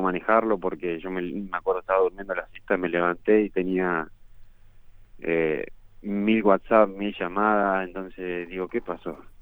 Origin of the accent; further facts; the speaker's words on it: Argentina; moved away as an adult; also born or lived in Turin; now in England; desde que me fui de Argentina